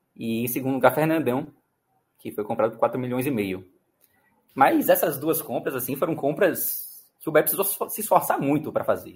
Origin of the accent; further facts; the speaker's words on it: Salvador, Bahia, Brazil; Eu cresci aqui em, aqui em Salvador é, na década de 90